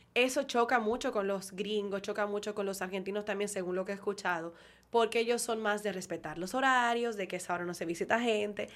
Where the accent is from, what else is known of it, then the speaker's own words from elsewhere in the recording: Dominican Republic; yo soy dominicano, ok, porque me tocó